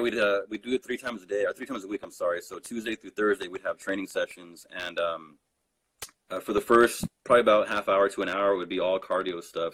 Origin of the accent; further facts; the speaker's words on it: Rocky Ford, Colorado, United States; I grew up in Rocky Ford, Colorado